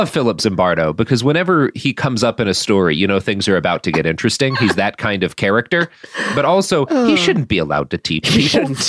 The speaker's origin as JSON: {"language": "English", "region": "Texas", "country": "United States", "tie": "born or raised there", "said": "I grew up in Texas."}